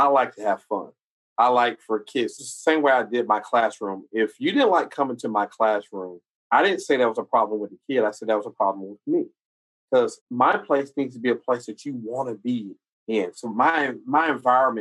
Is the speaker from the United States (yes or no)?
yes; South Carolina, United States; I'm from South Carolina